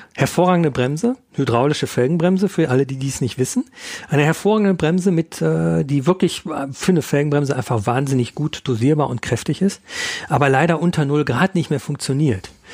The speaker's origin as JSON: {"language": "German", "area": "Ruhr area", "region": "North Rhine-Westphalia", "country": "Germany", "moved": "yes", "lives_now": "Munich, Germany", "said": "ich komme aus dem Ruhrgebiet ursprünglich"}